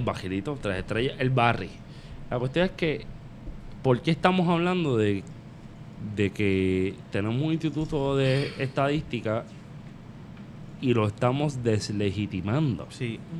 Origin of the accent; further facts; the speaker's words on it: Vega Baja, Puerto Rico; yo soy de Vega Baja